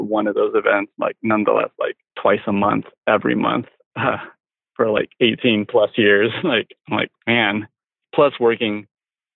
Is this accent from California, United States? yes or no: yes; Marysville, California, United States; I grew up in Marysville